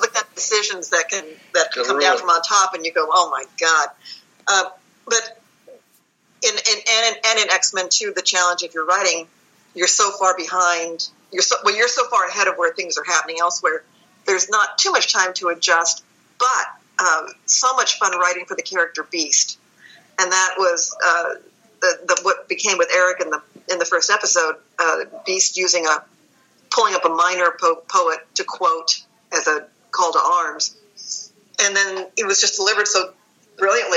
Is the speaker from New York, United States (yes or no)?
no; Texas, United States; moved away as an adult; also born or lived in Wisconsin; now in Los Angeles, United States; I was born in Wisconsin and grew up in Texas